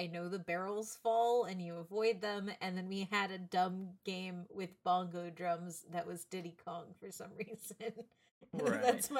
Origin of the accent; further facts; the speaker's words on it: Central Texas, United States; I grew up in Central Texas where snow doesn't exist and in a city.